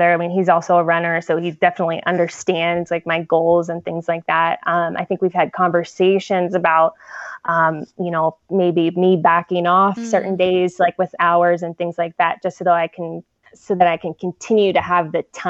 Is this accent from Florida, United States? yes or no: no; San Diego, California, United States; moved away as an adult; also born or lived in Chicago; I grew up in San Diego